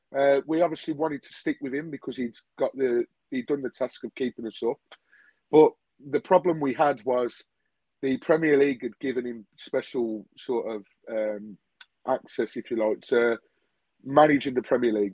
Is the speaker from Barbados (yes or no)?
no; Birmingham, West Midlands, United Kingdom; Originally, as you can tell from my accent, I am from Birmingham.